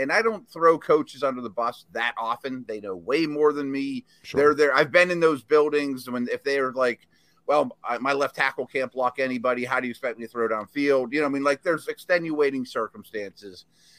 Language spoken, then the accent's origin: English; Pittsburgh, Pennsylvania, United States; I'm 50 years old. I make no bones about it. I'm a Steelers dude. I grew up in Pittsburgh.